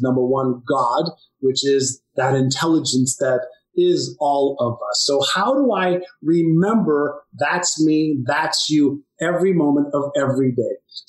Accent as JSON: {"language": "English", "town": "Tel Aviv", "region": "Tel Aviv District", "country": "Israel", "tie": "born or raised there", "said": "I was born in Tel Aviv, Israel."}